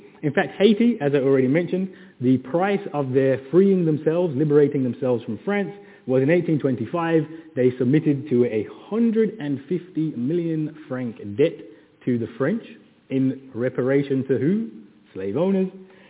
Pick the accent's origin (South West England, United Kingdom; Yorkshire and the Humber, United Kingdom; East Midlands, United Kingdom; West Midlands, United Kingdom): West Midlands, United Kingdom; Birmingham; I'm from Birmingham.